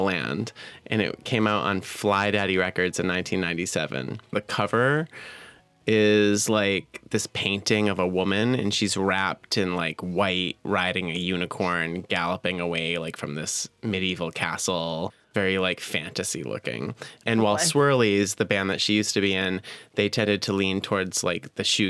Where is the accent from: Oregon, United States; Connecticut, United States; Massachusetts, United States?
Massachusetts, United States; now in New York, United States; we're from Massachusetts